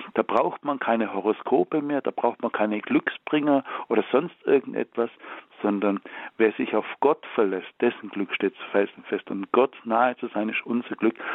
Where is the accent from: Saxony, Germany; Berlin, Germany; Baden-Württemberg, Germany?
Baden-Württemberg, Germany; Ich komme ja aus Baden-Württemberg. Bei uns sagt man ja nicht geschumpfe ist genug gelobt